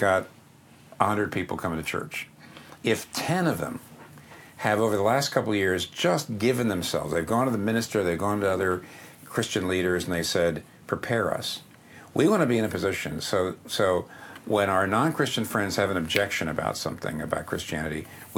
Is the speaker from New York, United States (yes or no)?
no; Pennsylvania, United States; up here in the Northeast where I'm from Pennsylvania